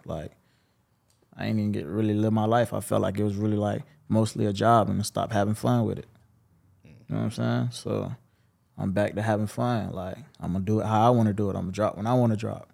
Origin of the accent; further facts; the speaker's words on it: Jacksonville, Florida, United States; I'm from Hill, Jacksonville, Westside. Um, okay. You know, born and raised